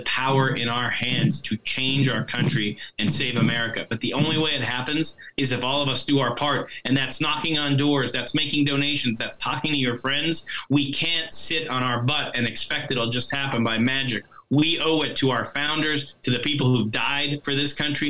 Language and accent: English; Pennsylvania, United States; the guy who represents my hometown, this guy Cartwright